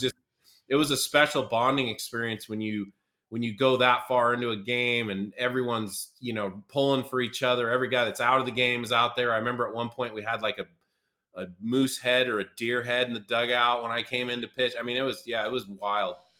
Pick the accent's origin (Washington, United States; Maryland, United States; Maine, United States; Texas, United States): Washington, United States; Seattle; now in Louisville, United States; my hometown Mariners